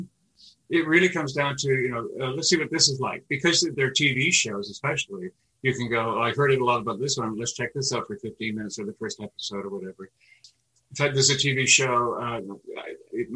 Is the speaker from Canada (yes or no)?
yes; Canada; also born or lived in Poland; born on the other side of Poland and growing up in Canada